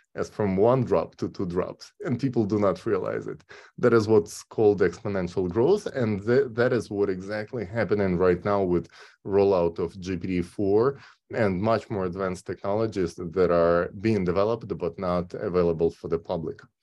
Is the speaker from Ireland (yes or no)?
no; Kyiv, Ukraine; moved away as an adult; now in California, United States; originally I'm from Kyiv, Ukraine